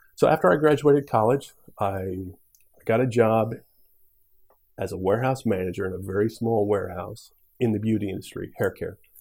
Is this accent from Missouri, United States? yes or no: yes; Missouri, United States; also born or lived in Nebraska; So initially, I was I was from Nebraska. My mom was a bit of a gypsy. Moved to Missouri. I grew up in Missouri